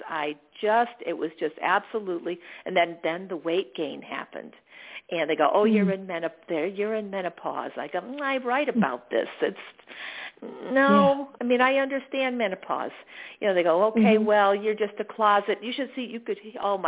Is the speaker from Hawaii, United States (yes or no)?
no; Daytona Beach, Florida, United States; moved away as an adult; now in Arizona, United States; Daytona Beach, Florida, where I'm from